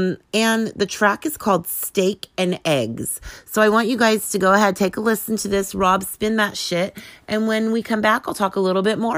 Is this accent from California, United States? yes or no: yes; Sacramento, California, United States; Cafe Colonial in Sacramento, my hometown